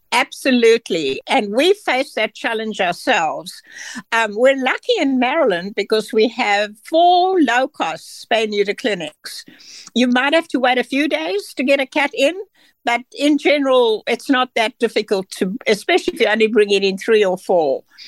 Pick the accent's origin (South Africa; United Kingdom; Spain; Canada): South Africa; moved away as an adult; now in United States; I'm from South Africa